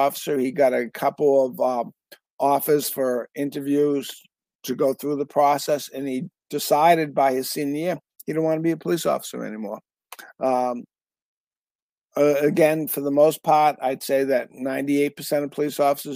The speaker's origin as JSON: {"language": "English", "region": "New Hampshire", "country": "United States", "said": "I'm from New Hampshire"}